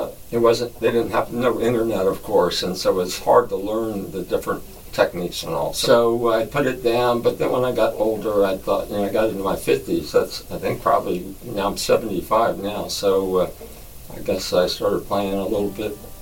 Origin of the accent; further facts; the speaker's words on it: Annapolis, Maryland, United States; I grew up in the Annapolis area and went to Annapolis High School